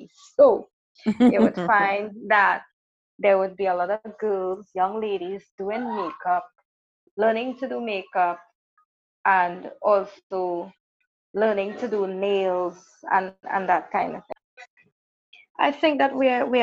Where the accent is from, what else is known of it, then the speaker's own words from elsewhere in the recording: Trinidad & Tobago; I am from Trinidad and Tobago, small island